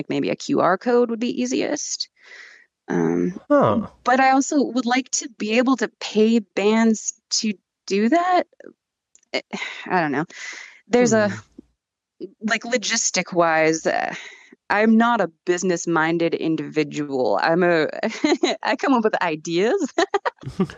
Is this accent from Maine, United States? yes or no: no; Yakima, Washington, United States; I'm from Yakima